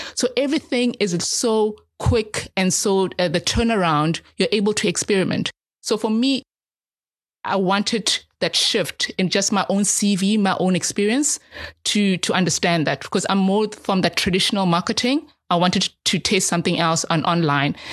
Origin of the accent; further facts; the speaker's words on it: Soweto, Gauteng, South Africa; I'm a South African. I'm an African. and I've lived in Soweto, in the townships